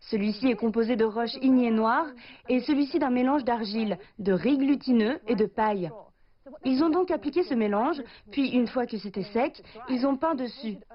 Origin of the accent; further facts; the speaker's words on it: Australia; moved away; en grandissant en Australie